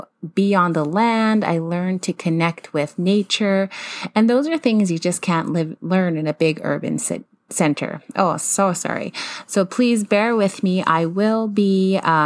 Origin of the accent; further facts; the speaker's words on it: Siksika Nation, Alberta, Canada; also born or lived in Calgary, Alberta; I spent most of my childhood in Siksika, even though I lived in a large urban city.